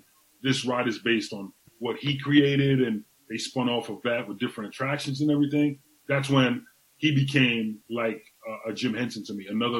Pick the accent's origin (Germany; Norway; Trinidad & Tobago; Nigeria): Trinidad & Tobago; moved away; also born or lived in Tampa, Florida; I'm from Trinidad and Tobago, so I'm from the West Indies.